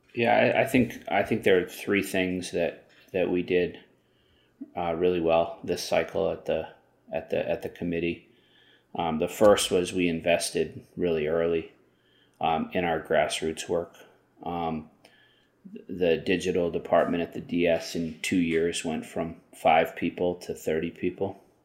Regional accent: Long Island, New York, United States; I grew up on, uh, Long Island, which is why I speak English so perfectly

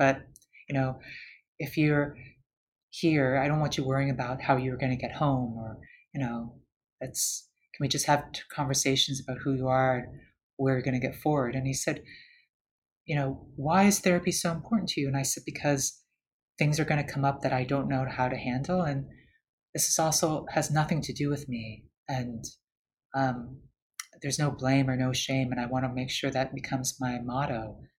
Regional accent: Canada; now in United States; as someone, especially as a Canadian in the US, I see those who don't have access.

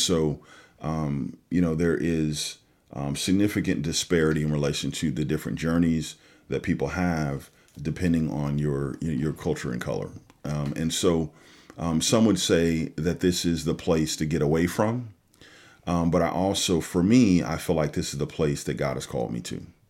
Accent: California, United States; moved away as an adult; also born or lived in West Michigan; now in Michigan, United States; I'm originally from California, like you said, and, um, you know, I moved to the Midwest, uh, years ago

